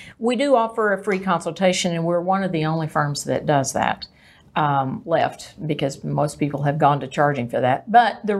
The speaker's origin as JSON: {"language": "English", "town": "Greenville", "region": "Texas", "country": "United States", "tie": "born or raised there", "also_born_or_lived": "Dallas, Texas / Plano, Texas / Richardson, Texas", "lives_now": "McKinney, United States", "said": "I grew up in Greenville, Texas."}